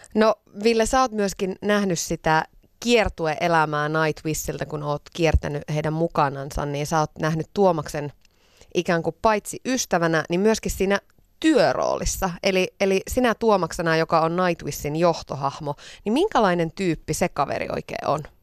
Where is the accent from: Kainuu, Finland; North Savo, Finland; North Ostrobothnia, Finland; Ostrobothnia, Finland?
North Savo, Finland; Iisalmi; Mä oon itse Iisalmesta kotosi